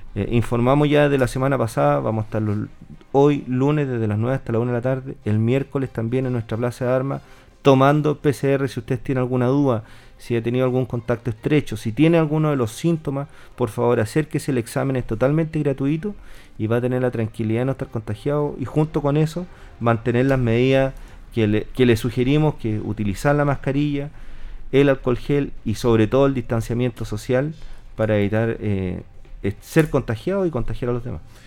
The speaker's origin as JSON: {"language": "Spanish", "town": "Linares", "region": "Maule", "country": "Chile", "said": "yo soy de Linares"}